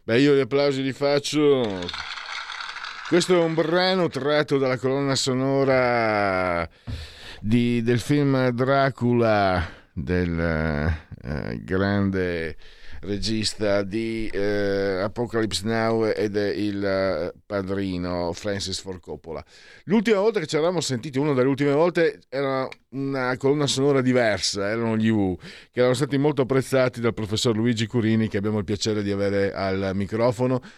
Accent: Italy; now in Milan, Italy; vengo dal Friuli, Veneto

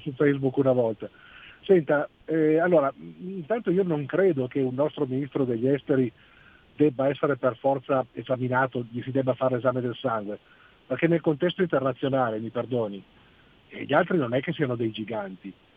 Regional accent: Algeria; now in Italy; sono algerino

